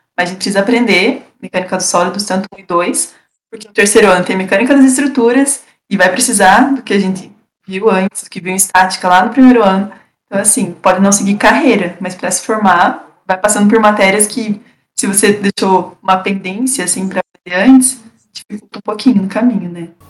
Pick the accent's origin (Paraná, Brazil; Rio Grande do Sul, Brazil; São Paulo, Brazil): Paraná, Brazil; Castro; also born or lived in Ponta Grossa; Eu sou de Castro, é, interior do Paraná, é, no sul do Paraná, mais perto de Curitiba.